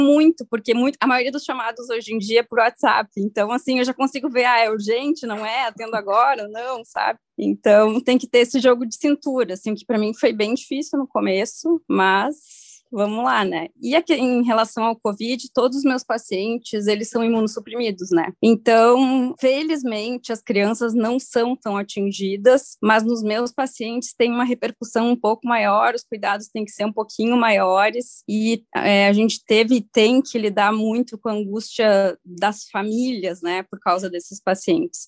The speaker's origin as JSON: {"language": "Portuguese", "town": "Horizontina", "region": "Rio Grande do Sul", "country": "Brazil", "moved": "as an adult", "lives_now": "Porto Alegre, Brazil", "said": "Realmente aqui de Porto Alegre, sou gaúcha de Horizontina, bem do interior do estado. É, vim para cá para fazer medicina e acabei ficando"}